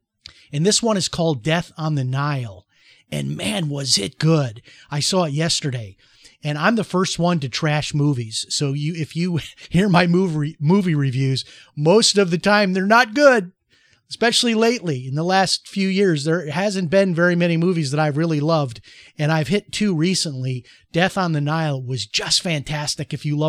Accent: Chicago, Illinois, United States; And that's how it was when I was growing up in Chicago, largely as well.

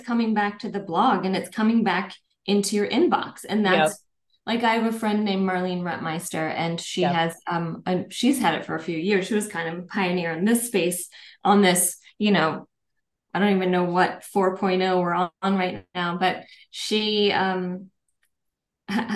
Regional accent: Minnesota, United States; also born or lived in Paris, France; now in Los Angeles, United States; I grew up in Minnesota.

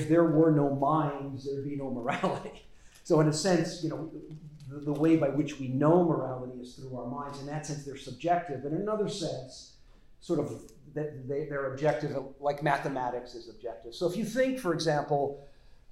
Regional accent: Las Vegas, Nevada, United States; moved away; I grew up in Las Vegas

